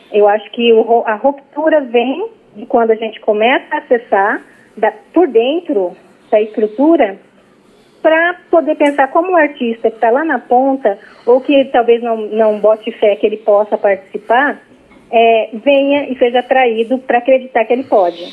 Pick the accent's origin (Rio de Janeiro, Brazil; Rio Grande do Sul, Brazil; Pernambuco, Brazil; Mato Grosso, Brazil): Mato Grosso, Brazil; Cuiabá; Eu moro em Cuiabá e nasci em Cuiabá, mas a minha família indígena mora em Mato Grosso do Sul